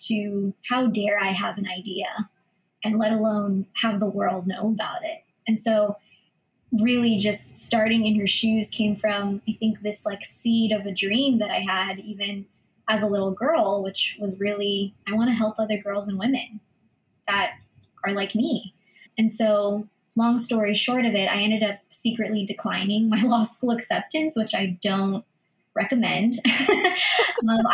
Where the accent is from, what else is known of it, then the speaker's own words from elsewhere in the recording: United States; first language Filipino; English is a second language; I'm Filipino American. I grew up actually speaking Filipino first before English